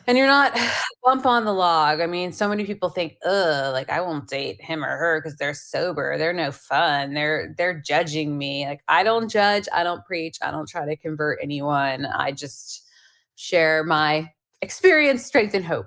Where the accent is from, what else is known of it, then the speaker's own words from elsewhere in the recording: Pennsylvania, United States; I grew up in Pennsylvania